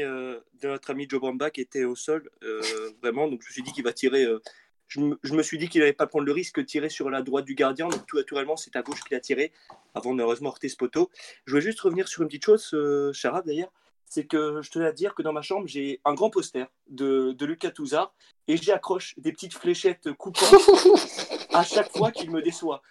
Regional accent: central France, France; je viens du, du, centre de la France.

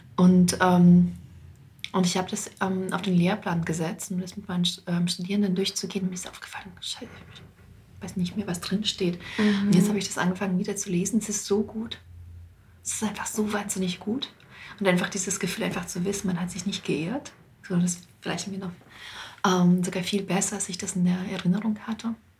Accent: Wetteraukreis, Hesse, Germany; also born or lived in Moscow; ich komme ja auch aus dem Wetteraukreis

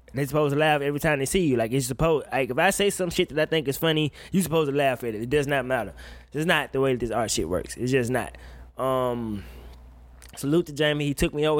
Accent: Woodville, Mississippi, United States; moved away as an adult; I went home for my high school's homecoming. And, uh, ain't shit changed in my hometown

